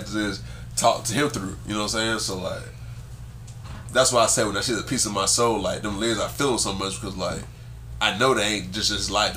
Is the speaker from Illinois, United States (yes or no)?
no; Columbus, Georgia, United States; I'm from Columbia, Georgia